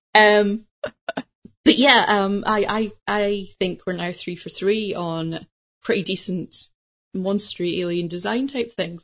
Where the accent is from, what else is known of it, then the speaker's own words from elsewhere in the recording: United Kingdom; as a British person